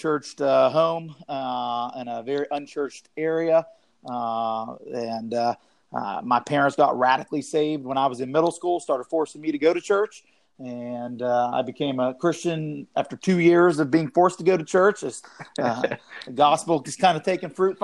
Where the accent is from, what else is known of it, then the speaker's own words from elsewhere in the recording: Youngstown, Ohio, United States; now in Lexington, United States; growing up in Youngstown, Ohio.